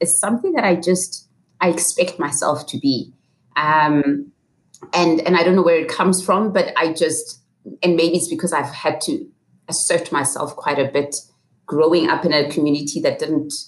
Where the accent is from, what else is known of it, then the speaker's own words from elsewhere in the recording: Soweto, Gauteng, South Africa; also born or lived in West Rand; I grew up in Soweto for most of my life, in Mufulo and Pimville